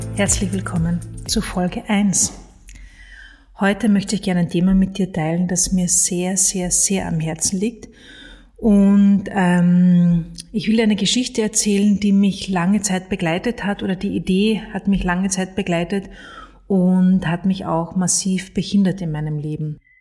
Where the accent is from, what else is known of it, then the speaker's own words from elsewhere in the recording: Carinthia, Austria; ich bin in Kärnten aufgewachsen, im Süden von Österreich